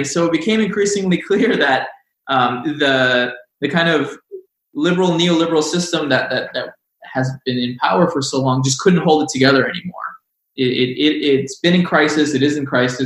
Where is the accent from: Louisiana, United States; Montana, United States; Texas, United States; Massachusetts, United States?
Texas, United States; growing up in Texas at the time